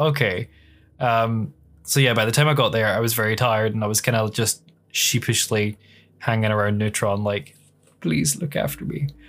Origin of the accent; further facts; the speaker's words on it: Scotland, United Kingdom; literally ten miles away from my hometown is just fields and hills